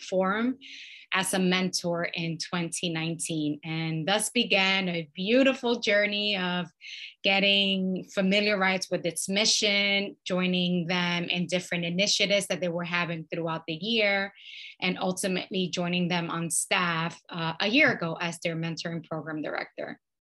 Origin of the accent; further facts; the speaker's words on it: New York City, New York, United States; moved away; I was born and raised in New York City